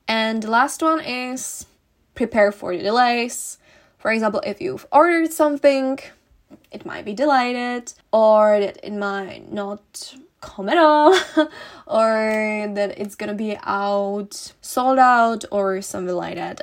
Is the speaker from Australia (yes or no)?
no; Czechia; moved away; I'm gonna go back to my home country, uh, to the Czech Republic